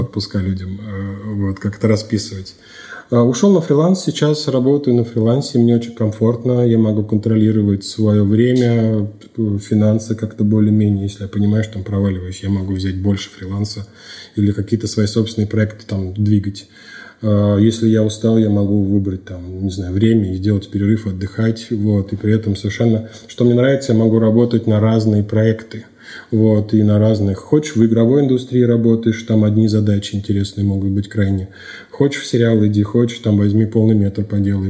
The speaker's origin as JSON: {"language": "Russian", "town": "Astrakhan", "region": "Astrakhan Oblast", "country": "Russia", "tie": "born or raised there", "also_born_or_lived": "Saint Petersburg", "moved": "as an adult", "said": "постепенно я рос, развивался в, в Астрахани, в своем родном городе"}